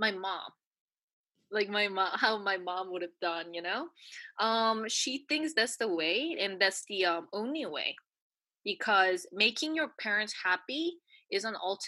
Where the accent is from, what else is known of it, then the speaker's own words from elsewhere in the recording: New Zealand; moved away; also born or lived in United States / South Korea; I was brought up in New Zealand and I lived in the States